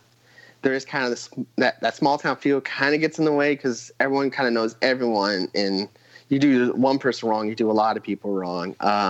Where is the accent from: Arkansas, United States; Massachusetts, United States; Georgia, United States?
Arkansas, United States; Fort Smith; born there; I was born in Fort Smith, Arkansas, moved around.